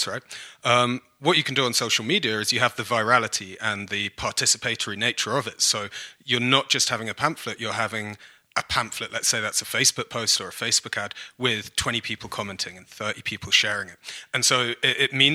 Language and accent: English; London, United Kingdom; accent: Cockney; moved away as an adult; now in Canada; I am originally from London in the UK. I've been coming back and forth to Canada since 2011. So kind of a hybrid now, but I am a born and bred Brit, in fact, a Cockney